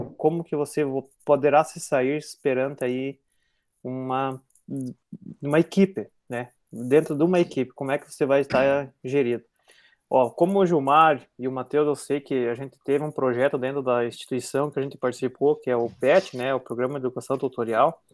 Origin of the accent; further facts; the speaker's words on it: southern Brazil, Brazil; accent: southern Brazilian, rolling the R; nós do Paraná, Santa Catarina para baixo